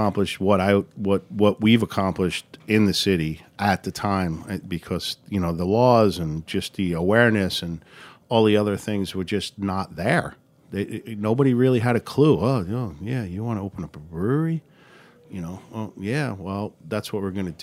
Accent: New York City, New York, United States; I'm from Bayside

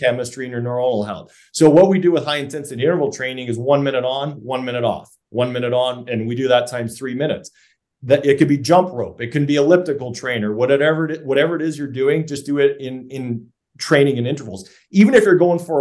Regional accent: Canada; I'm a Canadian tree hugger by nature

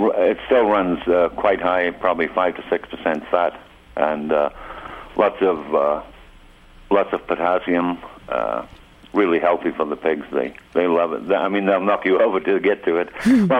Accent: England, United Kingdom; I'm from England originally, and I worked with cattle all over the world.

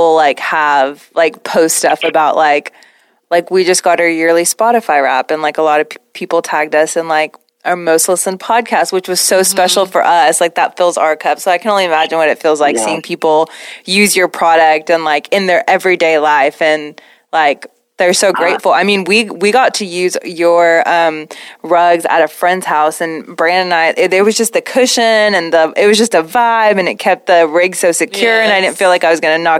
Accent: Pakistan; now in Oklahoma, United States; I'm an immigrant. I'm from Pakistan

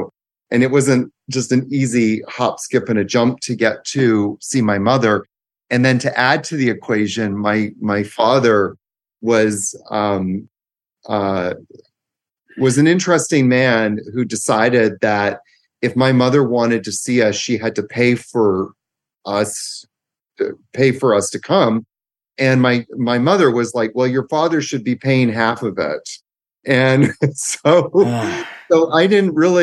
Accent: Victoria, British Columbia, Canada; also born or lived in Vancouver, Canada; So I grew up in Victoria, Canada.

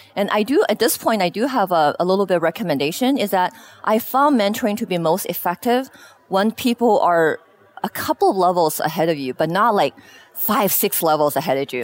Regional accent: Beijing, China; moved away as an adult; also born or lived in Shanghai, China; now in Seattle, United States; I spent most of my you know elementary, high school years in Beijing

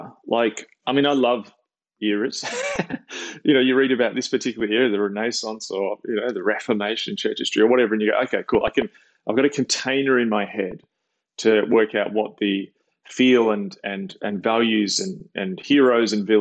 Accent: Australia; when I was a kid, I grew up watching in Australia

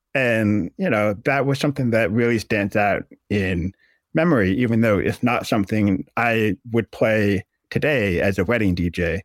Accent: Massachusetts, United States; moved away as an adult; also born or lived in Acton, Massachusetts; now in Syracuse, United States; I grew up in Massachusetts

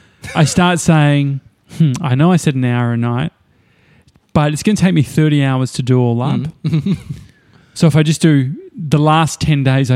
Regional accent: Endeavour Hills, Victoria, Australia; I grew up in Endeavour Hills next to Dandenong and it's still in me.

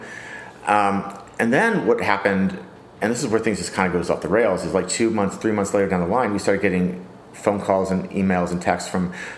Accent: San Francisco, California, United States; growing up in the summertime in San Francisco as a kid

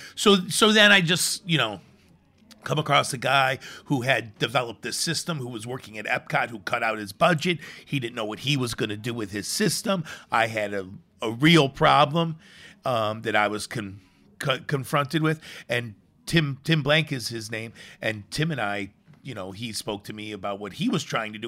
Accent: Chicago, Illinois, United States; moved away; I grew up in the city. I grew up in Chicago

